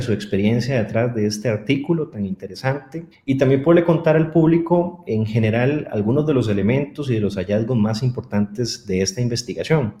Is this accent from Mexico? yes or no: no; Costa Rica; Soy economista costarricense